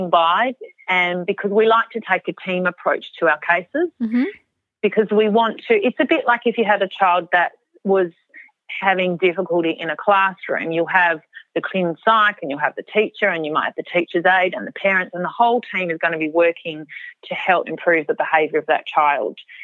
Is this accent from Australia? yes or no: yes; Albany, Western Australia, Australia; I grew up in Albany on a semi-rural property.